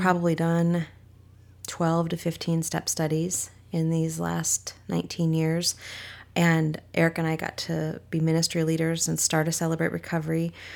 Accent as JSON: {"language": "English", "region": "Minnesota", "country": "United States", "tie": "born or raised there", "also_born_or_lived": "Washington / San Diego, California", "moved": "yes", "said": "I was born in Minnesota"}